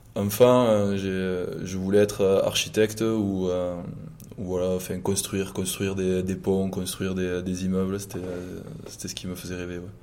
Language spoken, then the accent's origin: French; Condom, Occitania, France; moved away as an adult; also born or lived in Toulouse / Auch; now in La Rochelle, France; j'ai grandi dans le Gers